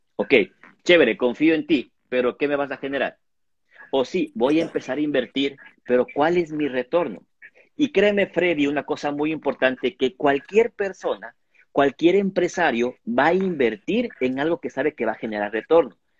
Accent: Ecuador; nosotros como ecuatorianos

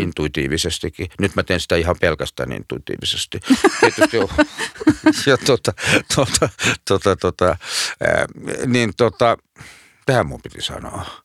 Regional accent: Lahti, Päijät-Häme, Finland; moved away as an adult; Mä oon Lahdesta syntyisin.

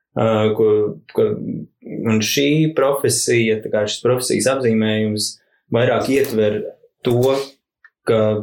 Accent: Rūjiena, Valmiera Municipality, Latvia; es esmu no Rūjienas um, un uh, uzaugu skarbījos 90.

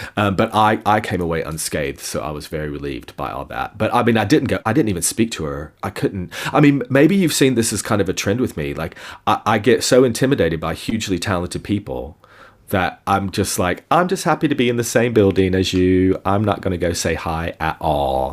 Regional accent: East Tennessee, United States; my hometown in East Tennessee

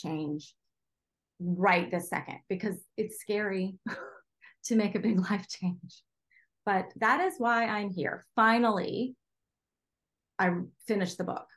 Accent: Charleston, South Carolina, United States; my hometown of Charleston

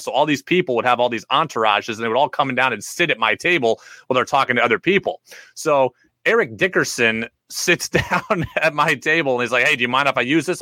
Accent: New York, United States; I grew up in New York State.

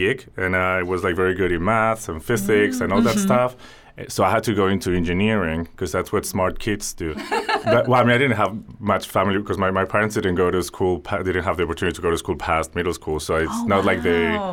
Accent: Spain; growing up in Spain in the 80s and early 90s

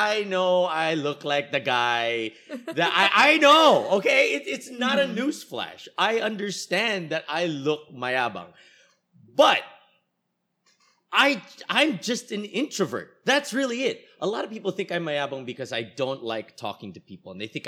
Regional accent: United States; born there; moved away; Well, I've said here on the show, I was born in the States and then I came here.

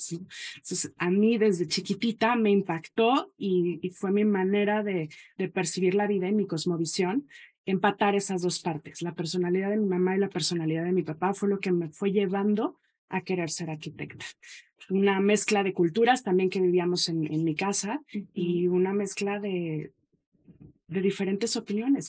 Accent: Mexico City, Mexico; moved away; also born or lived in Guadalajara / Montreal / Valparaíso; yo soy de la Ciudad de México

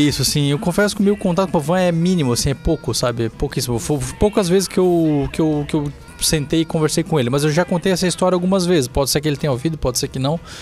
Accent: Balneário Camboriú, Santa Catarina, Brazil; also born or lived in Itajaí; eu nasci aqui, eu nasci em Itajaí, mas morei minha vida inteira em Balneário Camboriú

